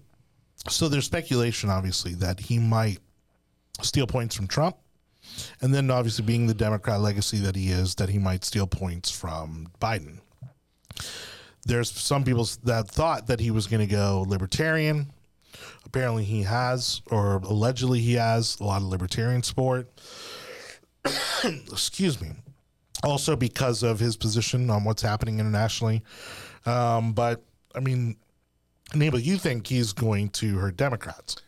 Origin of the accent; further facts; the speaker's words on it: South Florida, United States; we're from South Florida